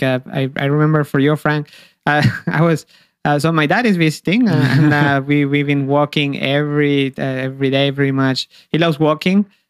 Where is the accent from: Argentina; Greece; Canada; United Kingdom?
Argentina; Río Gallegos, Santa Cruz; now in Amsterdam, Netherlands; my hometown, Rio Gallegos, is exact same latitude than Amsterdam